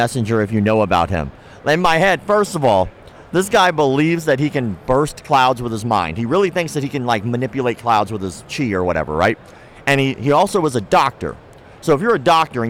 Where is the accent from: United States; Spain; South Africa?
United States; Florida; also born or lived in Ocala, Florida; I was born and raised in Florida, back and forth, in Ocala and up to North Florida